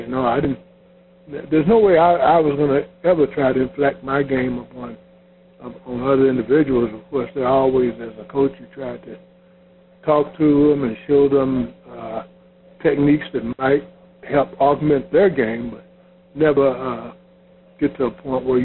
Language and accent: English; Louisville, Kentucky, United States; I was from Louisville, Kentucky